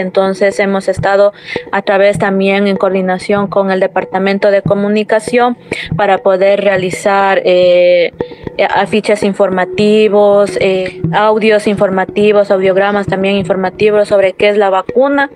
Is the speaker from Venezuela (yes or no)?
no; Unión Base, Pastaza, Ecuador; yo soy de nacionalidad quichua, de la provincia de Pastaza, de la comunidad de Unión Base y soy de, soy de Ecuador, de la Amazonía